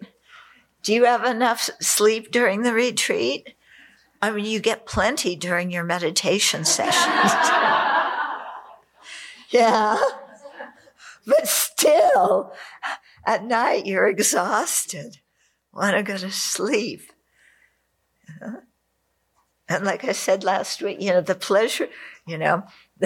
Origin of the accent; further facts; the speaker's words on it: California, United States; I grew up in California